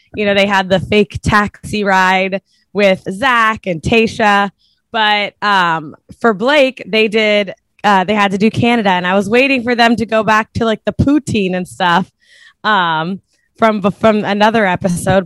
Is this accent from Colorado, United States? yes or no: no; Cincinnati, Ohio, United States; now in New York, United States; I'm from Cincinnati